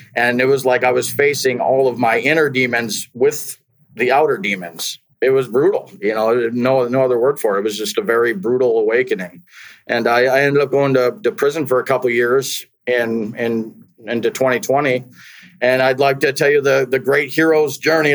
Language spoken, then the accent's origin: English; Wisconsin, United States; I grew up in Wisconsin